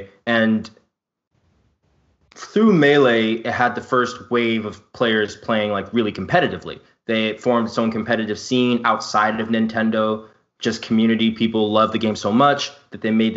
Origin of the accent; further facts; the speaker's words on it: New York City, New York, United States; growing up in Brooklyn